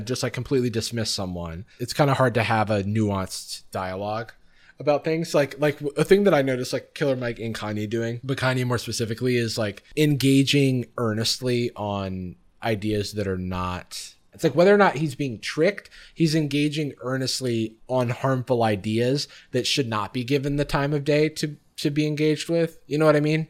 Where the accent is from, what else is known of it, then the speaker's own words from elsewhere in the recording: the South, United States; also born or lived in Gainesville, Florida / Atlanta; I grew up in the South also.